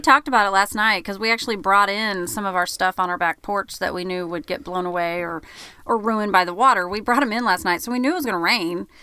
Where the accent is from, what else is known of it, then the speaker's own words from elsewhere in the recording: Oklahoma, United States; now in Branson, United States; we're from Oklahoma, so that's where all of our people are from